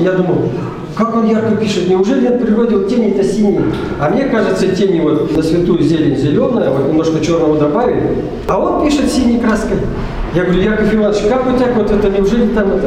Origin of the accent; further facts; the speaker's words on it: Igra, Udmurtia, Russia; also born or lived in Malaya Purga; Я родился в Малой Бурге, а вообще детство и все остальное прошло в поселке Игар